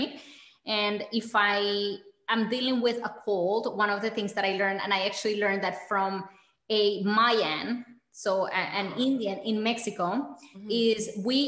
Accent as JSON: {"language": "English", "region": "Bogotá", "country": "Colombia", "tie": "born or raised there", "moved": "yes", "lives_now": "United States", "said": "growing up in Colombia"}